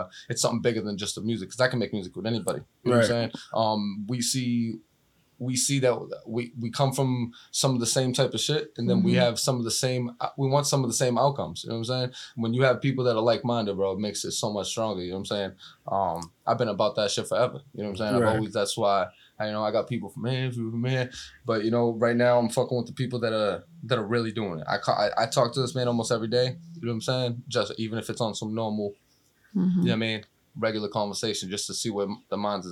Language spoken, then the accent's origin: English; Somerville, Massachusetts, United States; also born or lived in Cambridge, Massachusetts; I grew up in Somerville